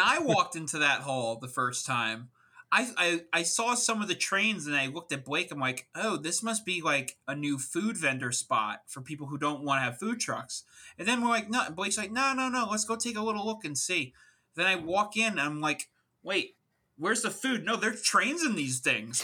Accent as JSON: {"language": "English", "area": "Long Island", "region": "New York", "country": "United States", "tie": "born or raised there", "said": "an East Coaster, uh, born and raised in Long Island, New York"}